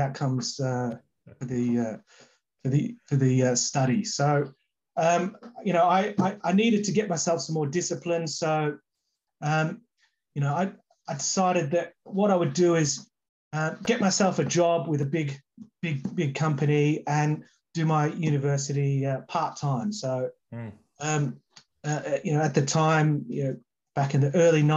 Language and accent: English; Melbourne, Victoria, Australia; moved away; I grew up in Melbourne, just outside of Melbourne.